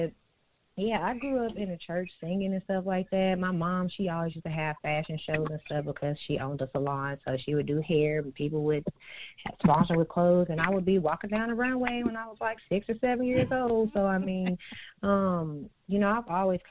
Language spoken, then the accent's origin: English; Fort Smith, Arkansas, United States; I am from Fort Smith, Arkansas. I was born and raised there